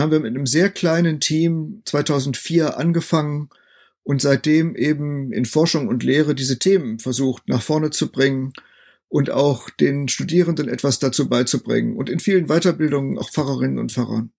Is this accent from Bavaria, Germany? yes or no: no; North Rhine-Westphalia, Germany; moved away as an adult; also born or lived in Münster / Bethel, Bielefeld / Greifswald; Ich komme ja nun nicht aus Ostdeutschland, sondern bin als Westfale eher in einem satten volkskirchlichen Kontext aufgewachsen